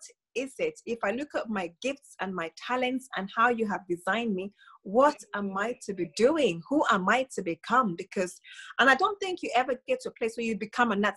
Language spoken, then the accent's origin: English; Zambia; moved away as an adult; now in United Kingdom; growing up in Zambia, we were told, or I was brought up being told, you go to school, get a job, go to uni